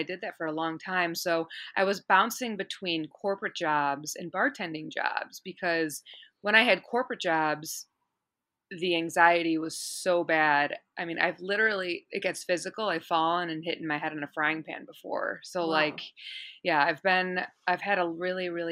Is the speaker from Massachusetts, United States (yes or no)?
no; Chicago, Illinois, United States; moved away as an adult; also born or lived in California; now in Los Angeles, United States; I'm originally from Chicago, and it's funny because out here, everyone tells me I have an accent